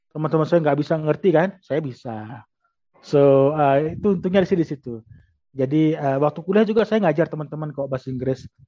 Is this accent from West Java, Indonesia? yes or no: no; Lombok, West Nusa Tenggara, Indonesia; saya besar di Lombok, jadi daerah wisata.